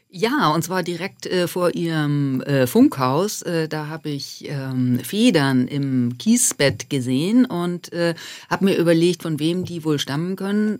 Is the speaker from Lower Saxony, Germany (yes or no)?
yes; Buxtehude, Lower Saxony, Germany; moved away; also born or lived in Alps; Genau, ich komme aus Buxtehude. Das äh, erregt immer ein bisschen Heiterkeit in Süddeutschland. Das ist okay. Das äh, äh ist eine Kleinstadt äh, in der Nähe von Hamburg und ähm, wo ich auch ganz tolle Flüsse in meiner Kindheit äh, hatte